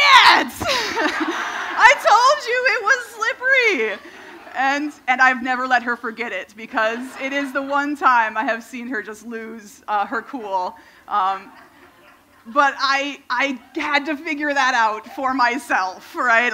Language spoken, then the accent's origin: English; Minnesota, United States; when I was a kid, I grew up in Minnesota